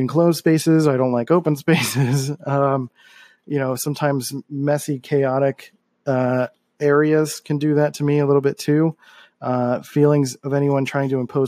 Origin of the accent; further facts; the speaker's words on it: Philadelphia, Pennsylvania, United States; moved away as an adult; I grew up in Philadelphia